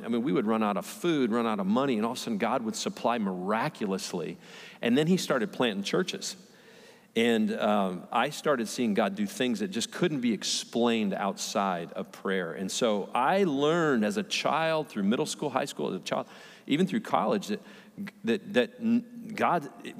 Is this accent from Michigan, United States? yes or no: yes; Redford, Michigan, United States; I grew up right outside Detroit, Michigan, little tiny city, Redford. I lived in a little tiny house